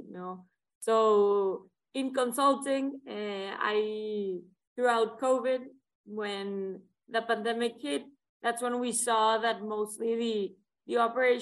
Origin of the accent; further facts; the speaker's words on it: Monterrey, Nuevo León, Mexico; moved away as an adult; I was born and raised in Monterrey, Mexico